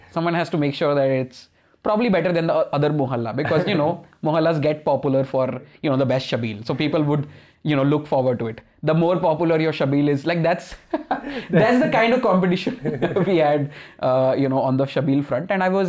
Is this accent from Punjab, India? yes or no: yes; Punjab, India; And I think that's a good part of growing up in Punjab. I know I started with like, you know, whatever place to grow up in, but I feel like those are good things that, you know, came from growing up in Punjab.